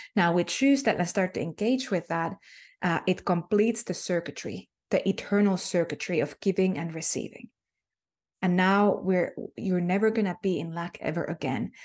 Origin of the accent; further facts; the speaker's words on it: Finland; first language Finnish; English is a second language; Finnish is my native tongue